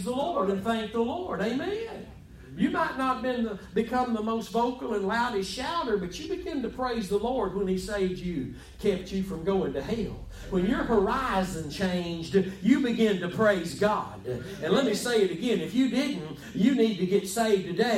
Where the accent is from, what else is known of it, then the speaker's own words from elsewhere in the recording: Texas, United States; I'm from Texas.